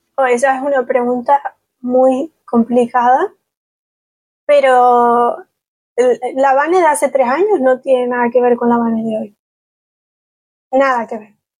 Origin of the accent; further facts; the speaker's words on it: Galicia, Spain; first language Spanish; al final soy gallega, pero me conozco tres sitios de Galicia, me conozco mejor Malasia o Vietnam que mi propia tierra